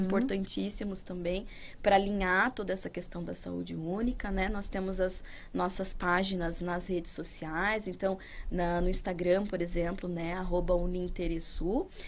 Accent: interior of São Paulo, Brazil; moved away; lá na minha cidade, que eu sou do interior de São Paulo, uhum. não sou daqui

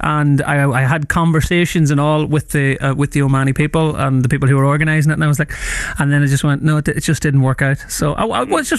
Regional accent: South Armagh, Northern Ireland, United Kingdom; I'm from South Armagh.

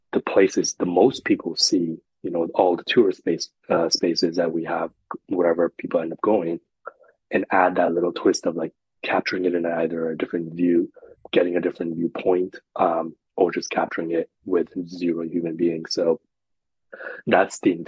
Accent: India; moved away; I grew up in India

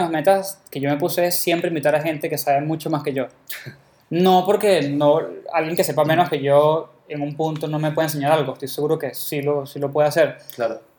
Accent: Venezuela; los dos somos venezolanos.

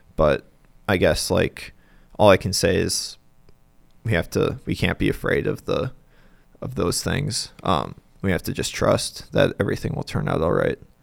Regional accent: Bismarck, North Dakota, United States; moved away as an adult; now in Denver, United States; I'm originally from Bismarck

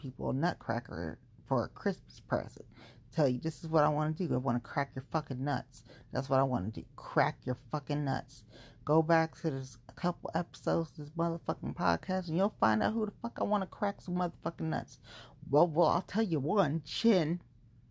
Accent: Cincinnati, Ohio, United States; moved away; I grew up in Cincinnati

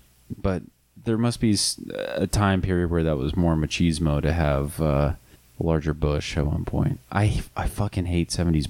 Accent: United States; I'm American.

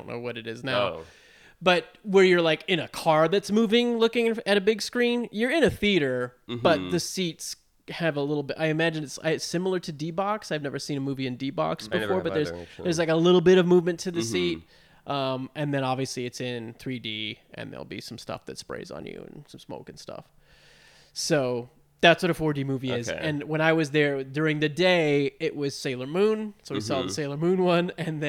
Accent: Georgia, United States; I grew up in Georgia and, like, normally would go to the Orlando one.

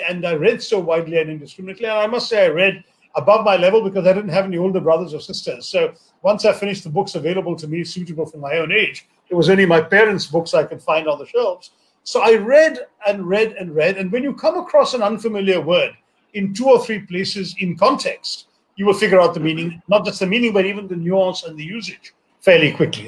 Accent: India; I grew up in India without television, without computers, without mobile phones

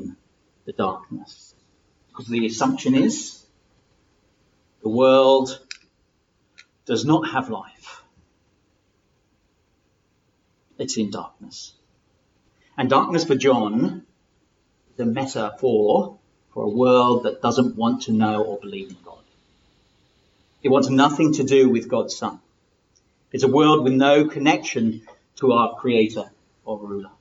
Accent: England, United Kingdom; also born or lived in Lagos, Nigeria; I'm from England

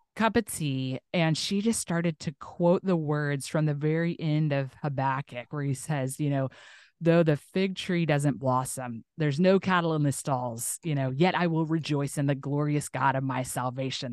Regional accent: Tulsa, Oklahoma, United States; now in Northwest Arkansas, United States; my hometown, which is, like, southern kinda Tulsa, Oklahoma

